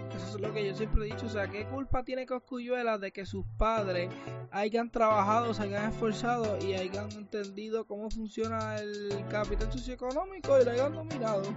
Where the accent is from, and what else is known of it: Puerto Rico